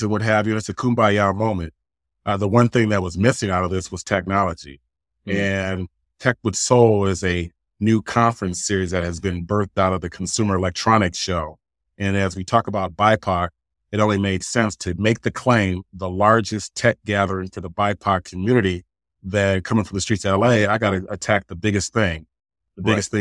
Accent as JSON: {"language": "English", "country": "Jamaica", "said": "I'm Jamaican"}